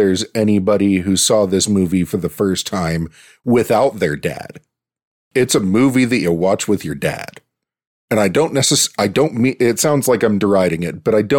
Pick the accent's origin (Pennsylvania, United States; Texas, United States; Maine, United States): Pennsylvania, United States; Pittsburgh; I'm from Pittsburgh.